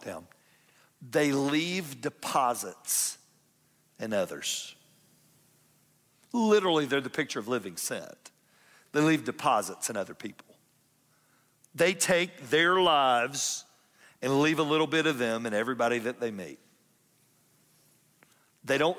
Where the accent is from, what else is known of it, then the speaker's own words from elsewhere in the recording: Atlanta, Georgia, United States; now in Kennesaw, United States; I'm from South Atlanta.